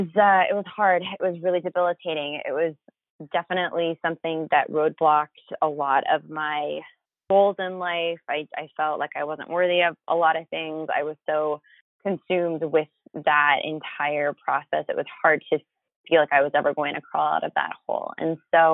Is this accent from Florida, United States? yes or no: yes; Florida, United States; moved away as an adult; also born or lived in Philadelphia, Pennsylvania; now in San Diego, United States; I'm from Florida originally